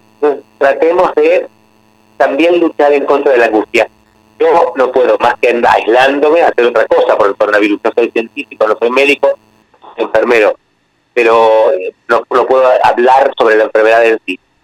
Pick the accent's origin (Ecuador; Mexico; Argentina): Argentina; yo soy chianeta y tengo sangre italiana, aunque nací en Argentina, pero mis antepasados son todos italianos